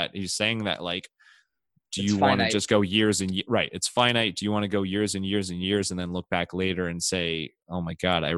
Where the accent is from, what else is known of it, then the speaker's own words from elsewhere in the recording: Solon, Ohio, United States; a student from Solon, my hometown